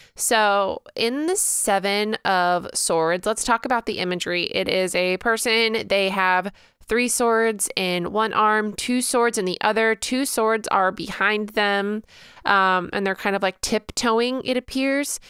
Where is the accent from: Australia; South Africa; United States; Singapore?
United States; Illinois; I actually spent a ton of time in Missouri growing up because I lived so close to it, just like an hour away, um, growing up in Illinois